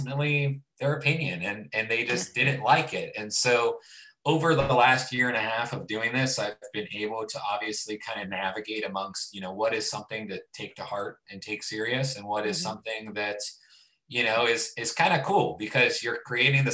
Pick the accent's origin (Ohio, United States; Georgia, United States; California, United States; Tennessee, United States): Ohio, United States; Youngstown; moved away as an adult; now in Columbus, United States; I'm initially from Youngstown, Ohio, which is Northeast Ohio, a huge Italian population. And so I grew up on a lot of cooking with my family